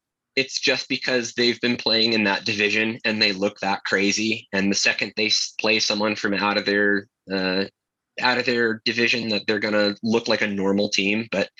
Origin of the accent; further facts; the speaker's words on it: Bayshore, New York, United States; also born or lived in Pennsylvania / New Jersey / Maryland / California; now in Salt Lake City, United States; So I'll just go from the beginning. I was born and raised in Bayshore, Long Island.